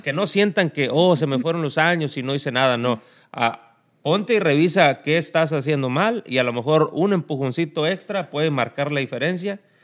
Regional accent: El Tamarindo, Guerrero, Mexico; moved away as an adult; now in United States; El Tamarindo Guerrero, municipio de Cirándaro de los Chávez. De allá mero somos

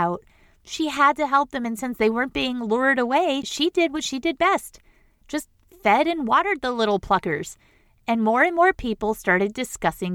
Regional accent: Boston, Massachusetts, United States; I'm from Boston

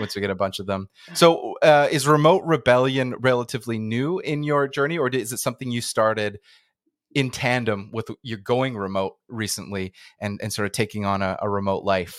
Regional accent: Canada; I'm in Canada, back in my, my hometown, not nomading right now

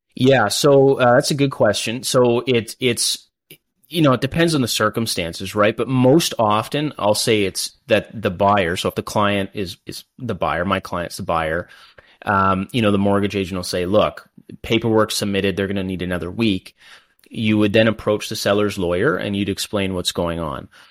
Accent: London, Ontario, Canada; also born or lived in Kingston, Ontario; I grew up in London, born and raised here

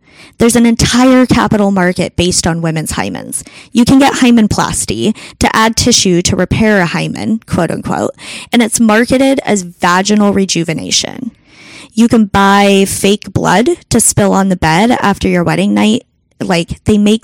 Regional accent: United States; I'm an American woman in 2020 now.

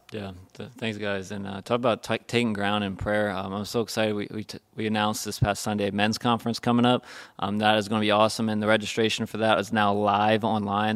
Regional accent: United States; we're American Christians

